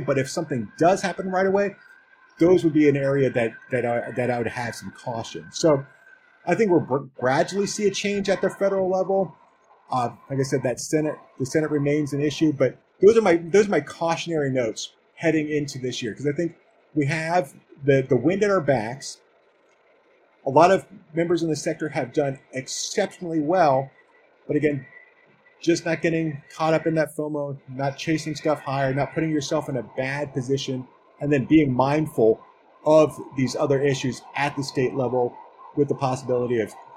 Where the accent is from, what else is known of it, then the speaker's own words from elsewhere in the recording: Maryland, United States; my home state of Maryland